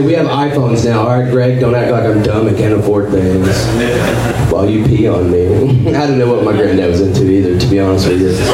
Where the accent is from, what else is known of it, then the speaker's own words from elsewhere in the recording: Northeast Texas, United States; moved away as an adult; now in Austin, United States; originally I am from Northeast Texas. Like I was born and raised there